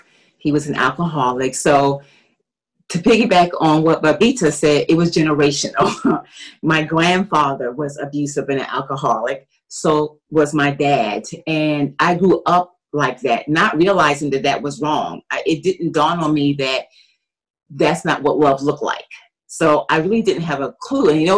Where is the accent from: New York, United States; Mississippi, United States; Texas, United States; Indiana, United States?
New York, United States; New York City; moved away; also born or lived in Washington, D.C.; I'm from Brooklyn, New York